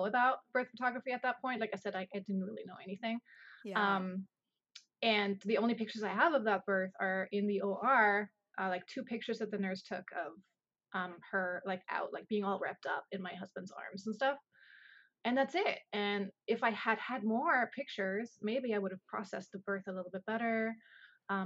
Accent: Germany; moved away as an adult; now in United States; I'm originally from Germany. I came over here. It's been 11 years now

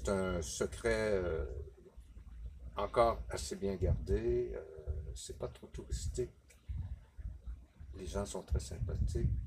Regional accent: Quebec, Canada; Euh, je suis québécois.

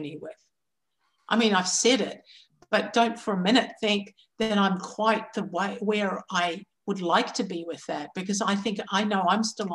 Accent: New Zealand; Growing up in New Zealand

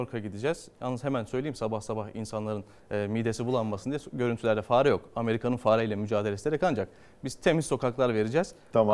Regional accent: Çanakkale, Turkey; bir Çanakkale'li

